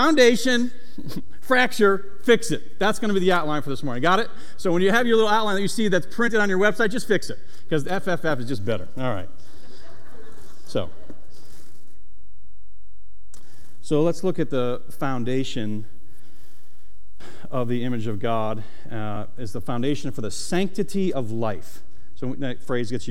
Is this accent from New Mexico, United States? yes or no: no; Syracuse, New York, United States; now in Delaware, United States; I'm from Syracuse, New York